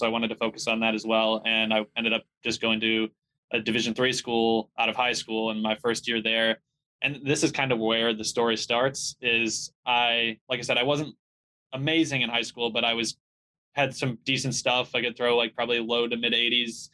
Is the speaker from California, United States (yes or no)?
no; Chicago, Illinois, United States; I'm from Chicago area, suburbs of Chicago. I grew up there